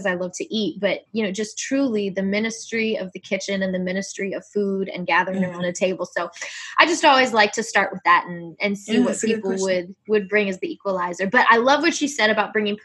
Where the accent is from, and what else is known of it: Virginia, United States; born or raised there; now in West Coast, United States